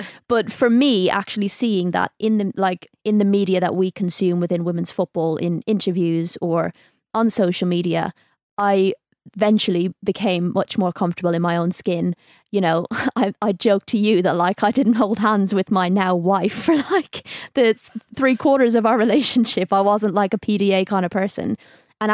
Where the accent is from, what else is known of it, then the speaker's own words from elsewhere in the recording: Dublin, Leinster, Ireland; growing up in Dublin, I grew up in a small like town outside the kind of city centre.